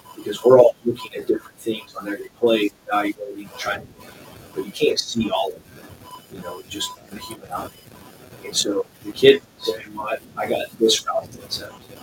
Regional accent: Arkansas, United States; I'm from Arkansas

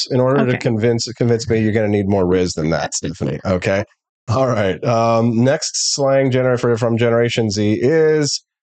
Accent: the South, United States; Okay, so uh, I'm from the South in the U.S., and I always pronounce it without the C.

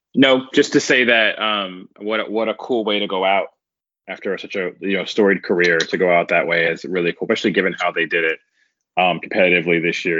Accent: United States; I'm an American

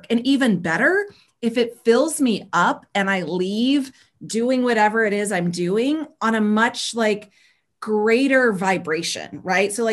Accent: the South, United States; but I grew up in the South, born and raised um, like southeast of uh, the states of the United States.

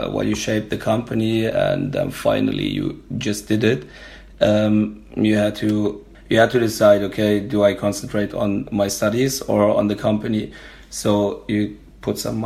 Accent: Germany; we're from Germany

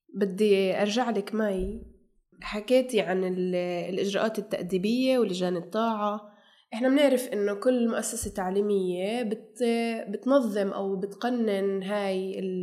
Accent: Israel; احنا هون كفلسطينيين في الداخل

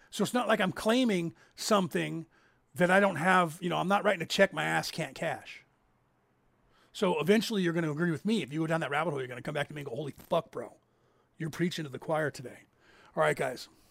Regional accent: California, United States; we grew up in California.

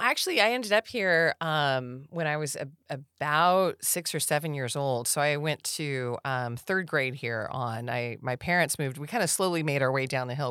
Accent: Rancho Cordova, California, United States; also born or lived in China Lake, California / Auburn, California; we had fun growing up here. Rancho is a, a pretty, uh, neat little town

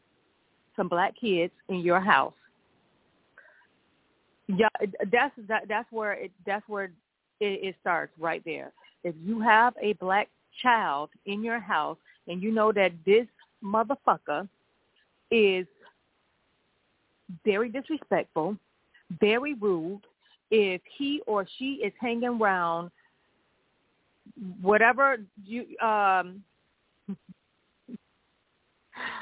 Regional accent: United States; I am American. My parents are from Mississippi.

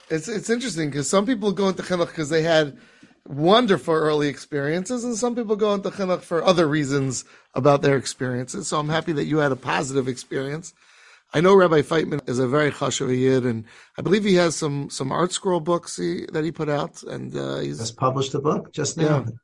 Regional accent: New York City, New York, United States; Grew up in Staten Island, New York.

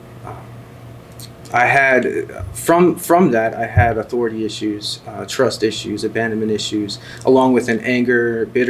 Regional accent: New Jersey, United States; I grew up in North Jersey

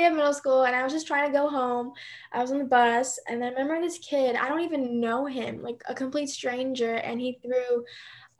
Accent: Nashville, Tennessee, United States; also born or lived in Seoul, South Korea; I was born in Seoul, and then I moved to Nashville when I was 2, and then I've just been here ever since

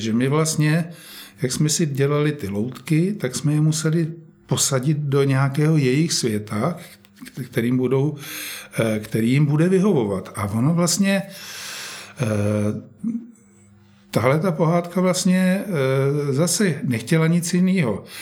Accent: Žďár nad Sázavou, Vysočina Region, Czechia; moved away; tam, kde já jsem prožil svoje dětství ve Žďáře

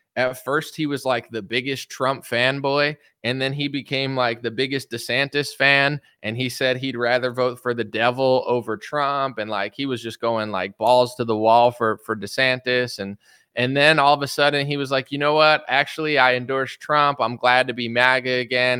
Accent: United States; I'm an American citizen

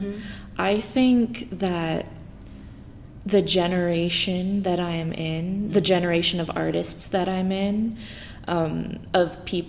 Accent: Idaho, United States; now in Portland, United States; I'm from Idaho.

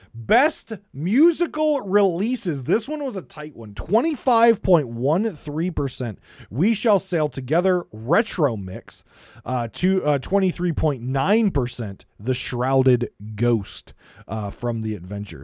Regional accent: United States; I come from America

